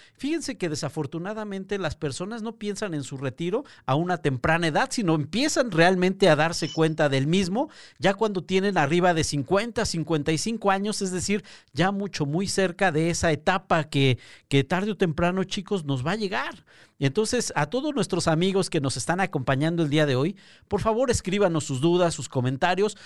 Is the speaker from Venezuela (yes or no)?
no; Mexico